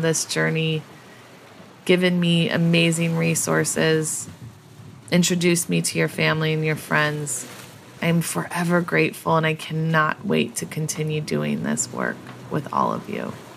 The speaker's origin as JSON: {"language": "English", "region": "Colorado", "country": "United States", "tie": "born or raised there", "said": "grew up in Colorado, had no relationship to this land"}